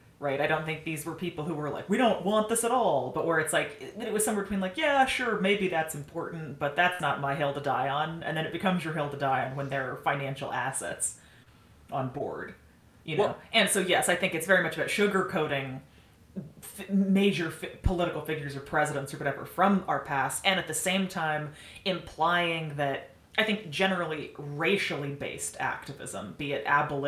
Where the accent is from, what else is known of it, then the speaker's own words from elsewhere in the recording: Idaho, United States; certainly for the state of Idaho, had a better than average education